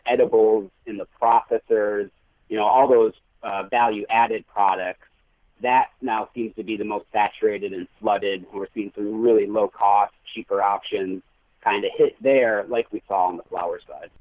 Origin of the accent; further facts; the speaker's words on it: Michigan, United States; I grew up in Michigan, um, went to school in the Upper Peninsula